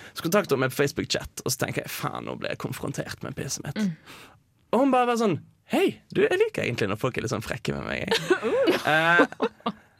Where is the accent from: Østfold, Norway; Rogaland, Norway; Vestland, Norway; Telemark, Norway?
Vestland, Norway; Bergen; moved away; jeg er hjemme i Bergen